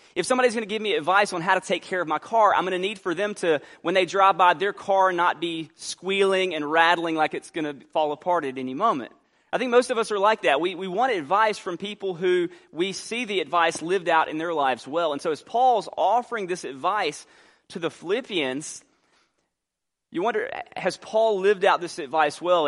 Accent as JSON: {"language": "English", "town": "Albany", "region": "Georgia", "country": "United States", "tie": "born or raised there", "also_born_or_lived": "New Orleans, Louisiana", "moved": "yes", "said": "I grew up in Albany."}